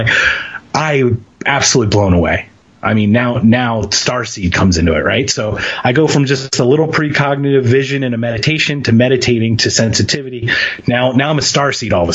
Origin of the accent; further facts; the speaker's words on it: Philadelphia, Pennsylvania, United States; moved away; I'm from Philadelphia